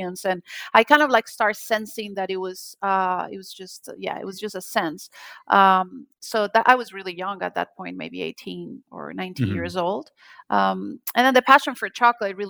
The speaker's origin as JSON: {"language": "English", "country": "Colombia", "tie": "born or raised there", "moved": "yes", "said": "I'm from Colombia and I'm from a small town"}